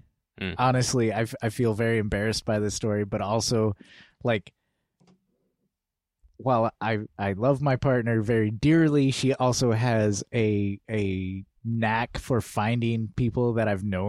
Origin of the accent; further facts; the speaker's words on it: Midwest, United States; I grew up in the Midwest where you kind of do things a certain way or else you're branded a weirdo for the rest of your life.